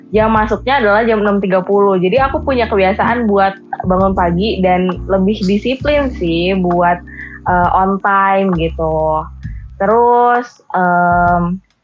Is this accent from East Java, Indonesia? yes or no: no; Bandung, West Java, Indonesia; aku nih orang Bandung